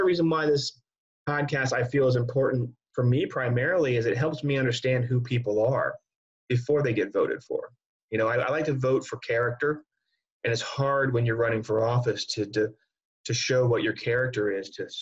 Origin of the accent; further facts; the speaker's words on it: Arlington, Virginia, United States; I used to live in the Wakefield district, but I ended up going to O'Connell. I'm actually from Arlington.